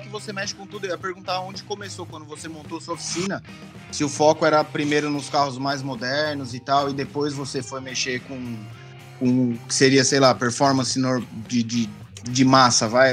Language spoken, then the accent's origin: Portuguese; São Paulo, Brazil; now in California, United States; eu sou de Pirituba, mas tô na Califórnia